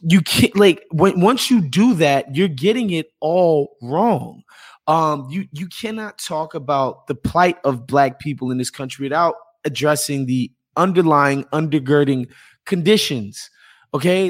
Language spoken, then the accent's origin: English; New York, United States; as a New Yorker